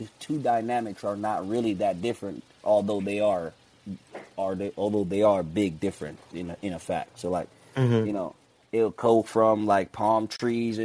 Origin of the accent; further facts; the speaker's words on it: Jamaica; now in Bronx, United States; my background being Jamaican